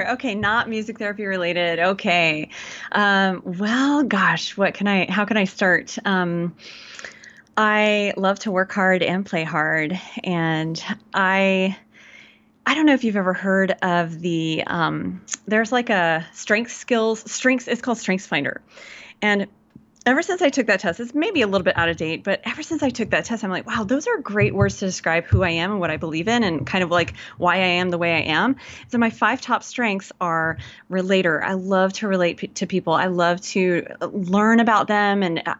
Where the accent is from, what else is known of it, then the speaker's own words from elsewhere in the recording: Georgia, United States; And I grew up in Georgia in the South, so I can put that on if I need to. If y'all need a good hometown girl talking to you, then that's me. I can put it on easy. And, but I was raised by two Yankee parents.